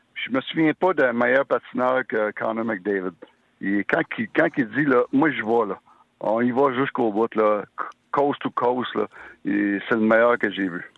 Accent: Sherbrooke, Quebec, Canada; je viens de Sherbrooke

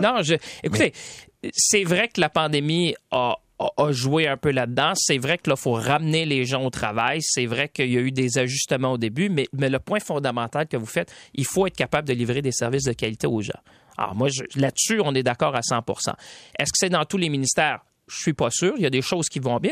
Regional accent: Quebec, Canada; ici chez nous au Québec

